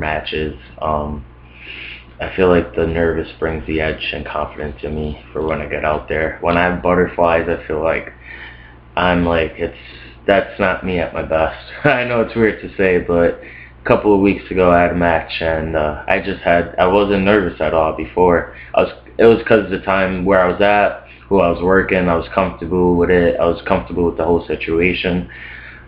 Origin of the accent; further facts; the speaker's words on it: Scranton, Pennsylvania, United States; also born or lived in New York; I was basically raised in a small town. Like, went to middle school there, went to high school there